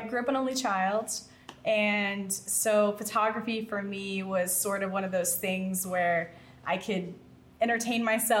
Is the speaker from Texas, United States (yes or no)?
yes; Texas, United States; I'm from Texas.